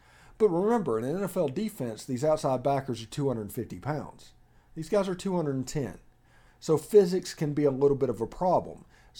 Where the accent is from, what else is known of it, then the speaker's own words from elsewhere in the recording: Mississippi, United States; That's the reason I moved down here. I don't deal with cold weather well at all. I can handle hot weather. I'm from South Mississippi.